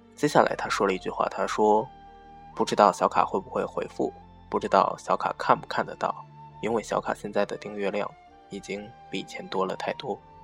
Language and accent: Chinese; northern China, China; now in southern China; 作为一个北方人